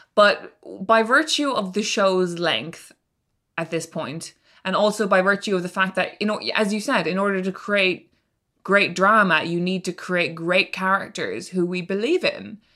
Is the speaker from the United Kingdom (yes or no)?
no; Ireland; as a teenager who was growing up in Ireland